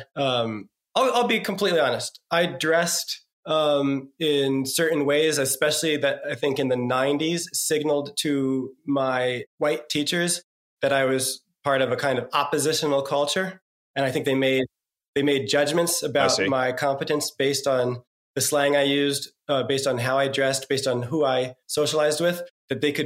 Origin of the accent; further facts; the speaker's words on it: New Jersey, United States; I'm from New Jersey